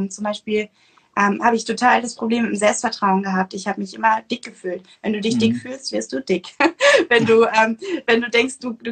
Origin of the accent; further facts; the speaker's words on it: North Sea coast, Germany; ich bin ähm, an der Nordsee groß geworden